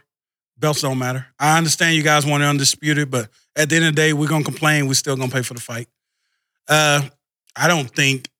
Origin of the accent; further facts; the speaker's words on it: Louisiana, United States; I'm from Louisiana.